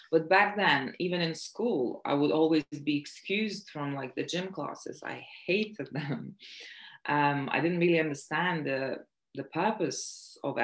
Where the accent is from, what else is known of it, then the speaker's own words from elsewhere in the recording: Latvia; moved away as an adult; also born or lived in Lithuania / South London; now in London, United Kingdom; I was born in Latvia, but I'm also Lithuanian, and I moved here when I was 18.